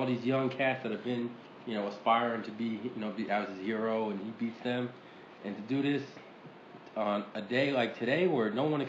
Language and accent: English; East Coast, United States; moved away as an adult; we're from the East Coast.